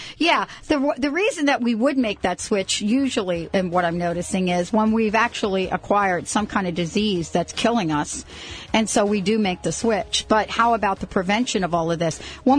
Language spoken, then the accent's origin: English; New York, United States; I'm from New York